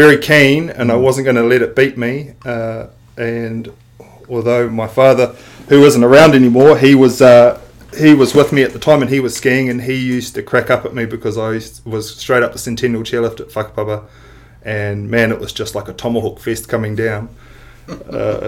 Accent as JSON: {"language": "English", "town": "Tūrangi", "region": "Waikato", "country": "New Zealand", "tie": "born or raised there", "also_born_or_lived": "Katherine, Northern Territory, Australia / Auckland, New Zealand", "said": "I am originally from, I was born in Australia, Northern Territory, Katherine, and we lived there with my parents and sister till about 1986. Moved back to Auckland. And then from there, we moved down to Tūrangi."}